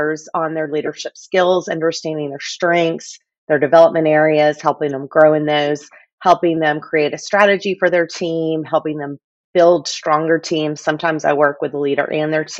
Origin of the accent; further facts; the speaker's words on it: Fort Worth, Texas, United States; now in Coppell, United States; I'm from Fort Worth